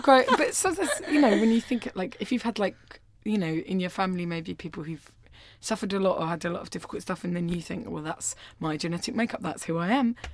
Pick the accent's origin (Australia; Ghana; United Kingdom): United Kingdom; Orpington, London; accent: estuary; growing up in Orpington